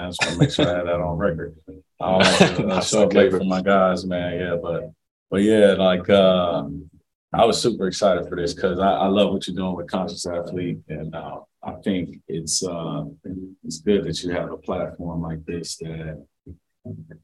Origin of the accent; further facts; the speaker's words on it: Cincinnati, Ohio, United States; I grew up in Cincinnati